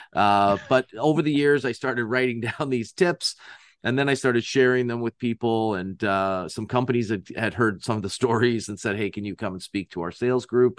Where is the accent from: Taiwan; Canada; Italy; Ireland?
Canada; I'm from Canada